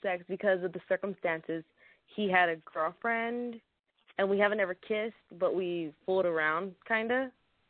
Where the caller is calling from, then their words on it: San Antonio, Texas, United States; I'm from San Antonio.